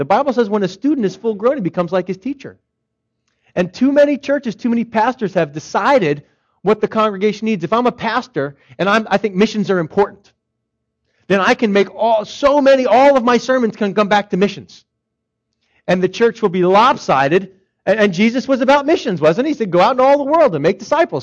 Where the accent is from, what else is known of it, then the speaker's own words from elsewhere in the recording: Philadelphia, Pennsylvania, United States; moved away; I'm from Philadelphia